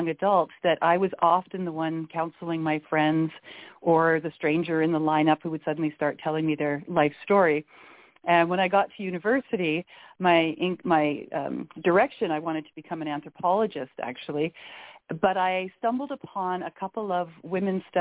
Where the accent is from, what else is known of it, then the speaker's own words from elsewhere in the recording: Canada; also born or lived in Victoria, British Columbia; I am Canadian. I'm calling in from the west coast of Canada in a little city called Victoria, British Columbia